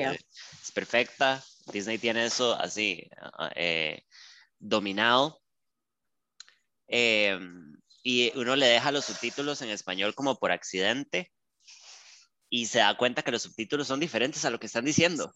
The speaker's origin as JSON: {"language": "Spanish", "country": "Costa Rica", "said": "hablemos de nosotras como ticas"}